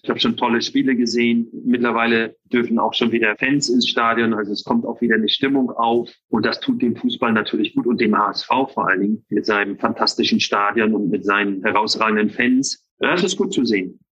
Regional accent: Northern Germany, Germany; ich bin ja Norddeutscher

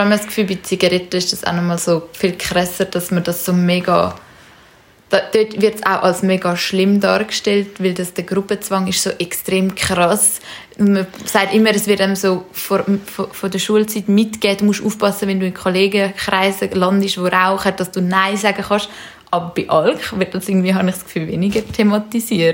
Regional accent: Zurich, Switzerland; wir sind in Zürich aufgewachsen

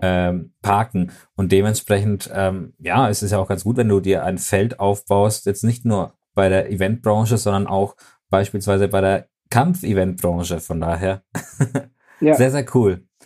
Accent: Germany; bei uns in Deutschland

